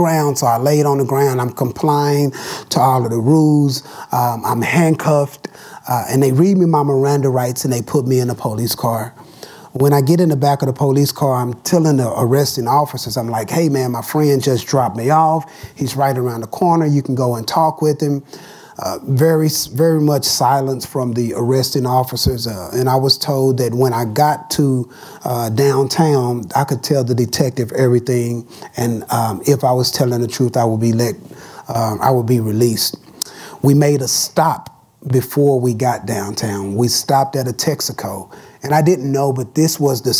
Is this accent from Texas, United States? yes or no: yes; Dallas, Texas, United States; As a young man growing up in Dallas, Texas